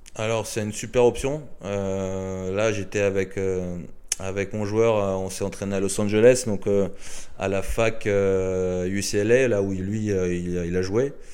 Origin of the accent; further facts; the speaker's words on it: France; en tant que Français